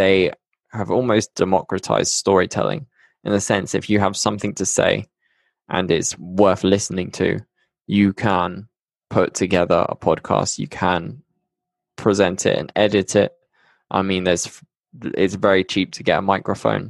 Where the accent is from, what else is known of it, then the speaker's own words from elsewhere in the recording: Bristol, South West England, United Kingdom; moved away as an adult; now in Medellin, Colombia; I'm from the UK. Yeah, as you can tell, I'm from Bristol